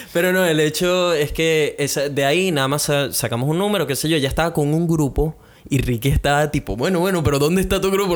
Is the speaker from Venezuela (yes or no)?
yes; Venezuela; now in Brisbane, Australia; como buenos venezolanos